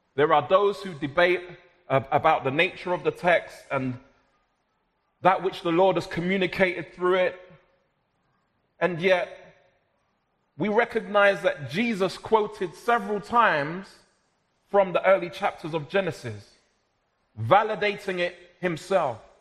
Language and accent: English; London, United Kingdom; I was born and raised in South London, but of Jamaican heritage.